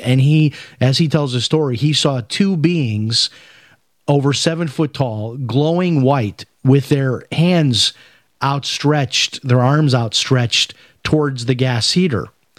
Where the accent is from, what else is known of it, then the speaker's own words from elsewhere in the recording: Chicago, Illinois, United States; My grandfather, who I grew up in Chicago, my grandfather was a huge Billy Graham fan.